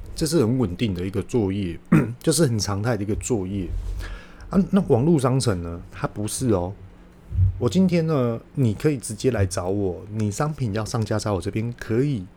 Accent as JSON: {"language": "Chinese", "country": "Taiwan", "said": "我们台湾人呢，勇创于商品，可以辅助我们的商品做外销"}